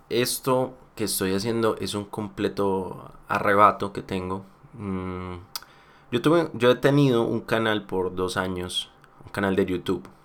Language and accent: Spanish; Colombia; Puede que yo hable muy, muy acá. ¿cómo Es que yo soy muy colombiano y tengo palabras muy colombianas.